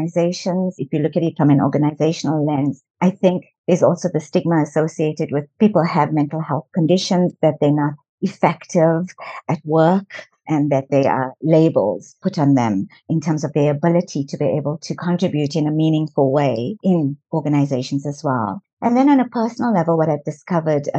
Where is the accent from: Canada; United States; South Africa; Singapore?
South Africa; I was born in South Africa